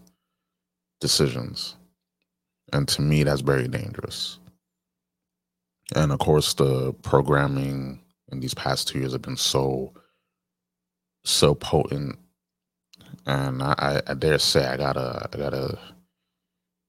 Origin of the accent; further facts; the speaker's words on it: New York, United States; my home state, New York